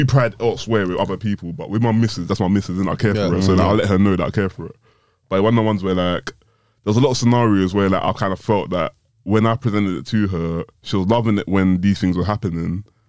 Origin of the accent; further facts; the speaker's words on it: Nigeria; I think in our culture as all Nigerian men